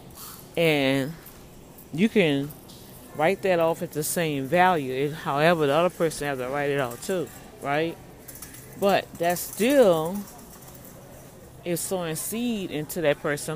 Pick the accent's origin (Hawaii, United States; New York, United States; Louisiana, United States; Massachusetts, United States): Louisiana, United States; New Orleans; now in Houston, United States; I'm really from New Orleans